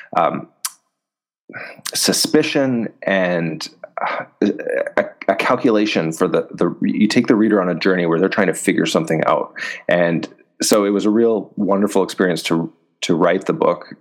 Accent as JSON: {"language": "English", "country": "Canada", "said": "I'm Canadian, and I've been publishing in Canada since 2012"}